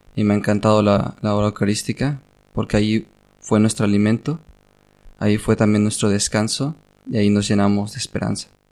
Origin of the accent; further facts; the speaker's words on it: Guadalajara, Jalisco, Mexico; now in Córdoba, Spain; Yo tengo 22 años, de Guadalajara, Jalisco, México.